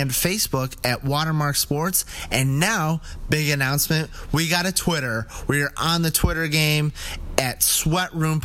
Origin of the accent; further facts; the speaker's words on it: Buffalo, New York, United States; we're from Buffalo, New York